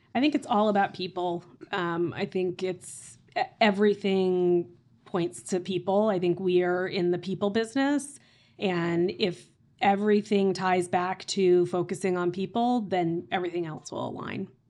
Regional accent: Tulsa, Oklahoma, United States; moved away as an adult; now in Boston, United States; I grew up in Tulsa, Oklahoma

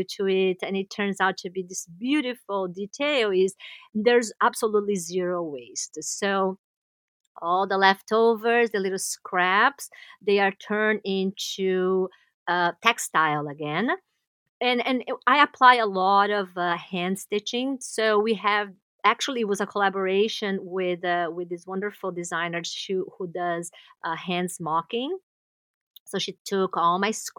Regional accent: Brazil; moved away as an adult; now in New York City, United States; we are from Brazil

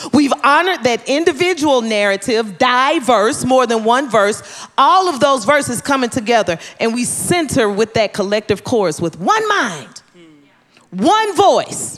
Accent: Tennessee, United States; growing up in Tennessee, Mission Ridge Missionary Baptist Church, where my father was the pastor

